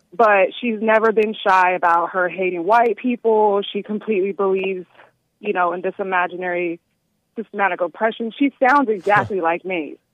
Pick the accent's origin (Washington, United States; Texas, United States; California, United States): Texas, United States; now in North Carolina, United States; I'm from Texas